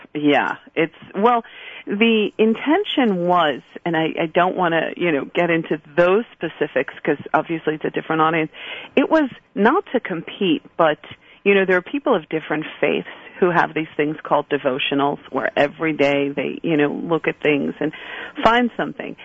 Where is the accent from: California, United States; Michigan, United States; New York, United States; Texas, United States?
New York, United States; New York City; I grew up in Borough Park. You know, I, I joke a little shtetl in Brooklyn